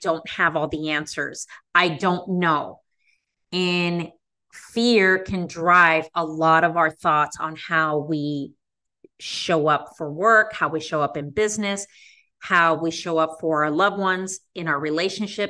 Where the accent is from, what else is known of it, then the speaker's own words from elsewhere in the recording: Las Vegas, Nevada, United States; now in Chicago, United States; I am not from the Midwest. I am a West Coast person. I grew up in Las Vegas